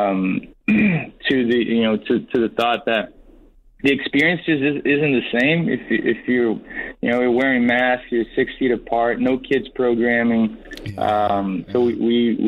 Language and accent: English; Boston, Massachusetts, United States; we grew up in Boston